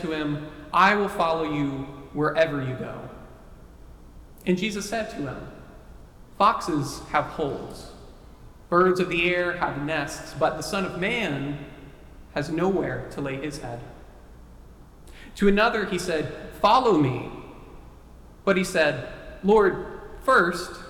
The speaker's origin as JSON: {"language": "English", "region": "Texas", "country": "United States", "tie": "born or raised there", "said": "Texas, my home state"}